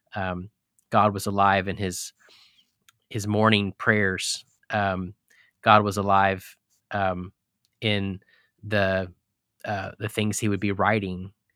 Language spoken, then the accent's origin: English; Texas, United States; also born or lived in Colorado / Clemson, South Carolina / Charlottesville, Virginia; now in Holland, Michigan, United States; I grew up in Texas, and I've lived in Colorado and pastored in Clemson, South Carolina, and Charlottesville, Virginia, and now we're in Holland, Michigan